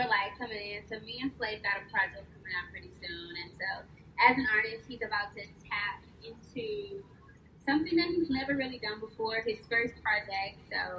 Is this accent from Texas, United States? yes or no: yes; Houston, Texas, United States; I am a choreographer, creative director, all around creative, really. I'm from Houston. I'm Houston based.